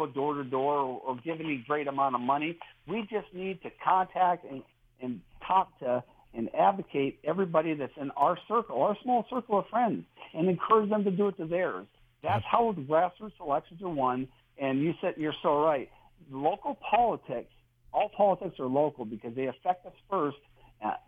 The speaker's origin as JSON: {"language": "English", "town": "Erie", "region": "Pennsylvania", "country": "United States", "tie": "born or raised there", "said": "I grew up in near Erie, Pennsylvania, northwestern Pennsylvania"}